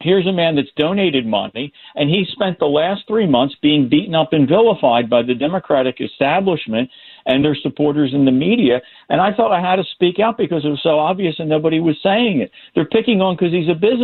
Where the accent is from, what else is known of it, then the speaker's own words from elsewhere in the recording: Philadelphia, Pennsylvania, United States; moved away; born and raised in Philly and still follows it